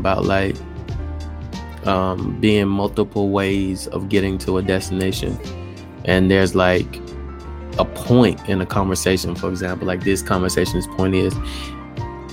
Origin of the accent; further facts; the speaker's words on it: Alabama, United States; moved away; I'm from Alabama